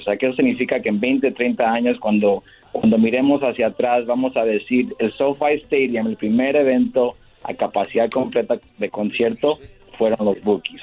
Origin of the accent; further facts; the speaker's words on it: Michoacán, Mexico; como somos los dos de Michoacán